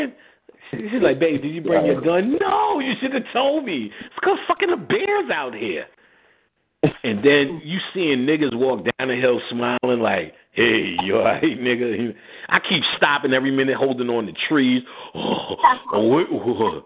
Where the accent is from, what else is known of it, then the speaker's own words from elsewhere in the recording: New York City, New York, United States; also born or lived in Jersey City, New Jersey; I'm from Queensbridge. I'm from the projects.